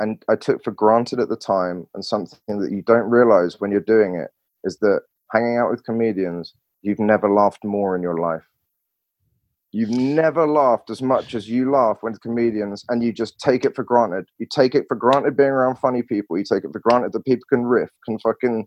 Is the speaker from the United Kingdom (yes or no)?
yes; England, United Kingdom; accent: English; moved away as an adult; also born or lived in Barcelona, Spain / Washington, DC, United States; wasn't allowed to use my language skills like humor, sarcasm, nuance, all of that sort of stuff in the way that I used to in England